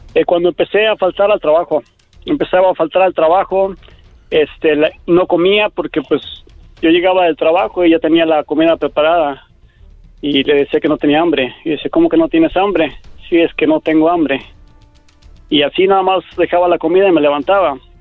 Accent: Mexico; moved away; me tuve que ir a México

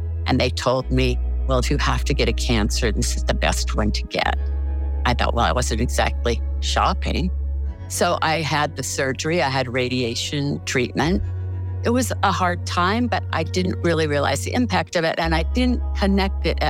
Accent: Salt Lake City, Utah, United States; I grew up in Salt Lake City

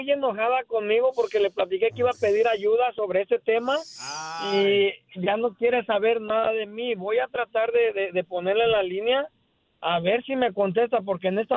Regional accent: Venezuela; now in United States; Soy de Venezuela.

